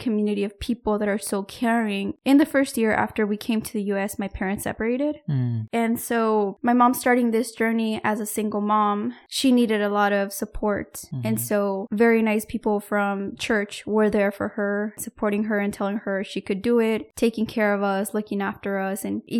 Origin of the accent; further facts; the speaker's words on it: Mexico; But when I was growing up in Mexico, we were not allowed to wear makeup because it was prohibited.